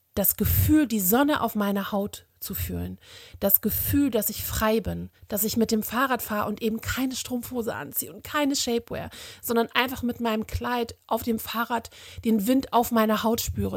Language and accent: German; Germany; bei uns in Deutschland